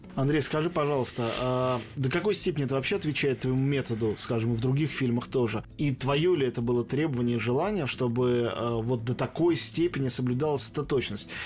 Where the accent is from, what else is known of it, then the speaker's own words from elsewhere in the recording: Moscow, Russia; как москвич, что в Москве